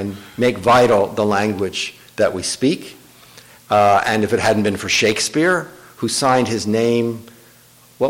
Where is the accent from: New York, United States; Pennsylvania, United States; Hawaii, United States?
Pennsylvania, United States; moved away as an adult; also born or lived in South Louisiana; now in New Orleans, United States; I grew up in Pennsylvania